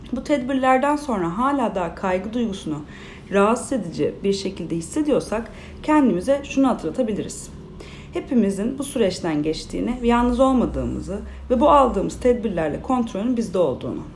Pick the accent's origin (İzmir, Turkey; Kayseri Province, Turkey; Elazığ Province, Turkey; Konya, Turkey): İzmir, Turkey; 93 yılında İzmir'de doğdum